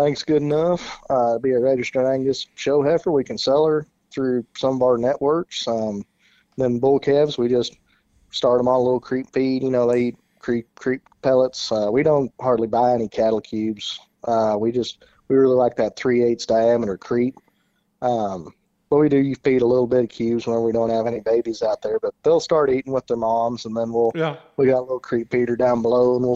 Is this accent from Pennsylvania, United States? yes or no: no; Hico, Texas, United States; also born or lived in Stephenville, Texas; I am from Hyco, Texas.